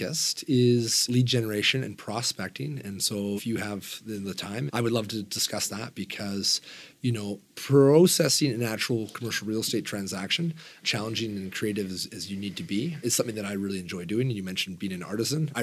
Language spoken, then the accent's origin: English; Vancouver, British Columbia, Canada; growing up in Vancouver and living in Metro